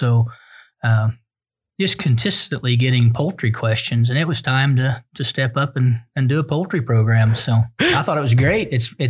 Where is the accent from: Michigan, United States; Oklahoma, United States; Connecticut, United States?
Oklahoma, United States; Alfalfa County; Well, I grew up in Alfalfa County, grew up on a farm and ranch